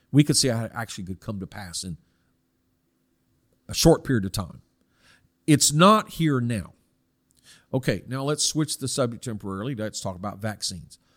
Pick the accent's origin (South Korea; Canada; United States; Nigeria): South Korea; Now, I personally see this because I was I grew up in Korea from 1965, and so I would have been susceptible.